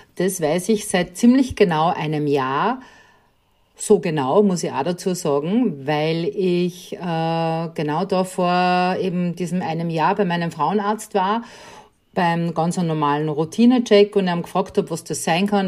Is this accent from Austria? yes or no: yes; Upper Austria, Austria; bin Oberösterreicherin